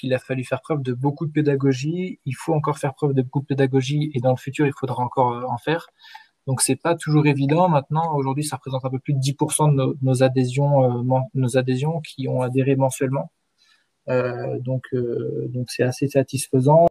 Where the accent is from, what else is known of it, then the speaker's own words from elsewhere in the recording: Rennes, Brittany, France; also born or lived in Paris; now in Troyes, France; je suis de Rennes à l'origine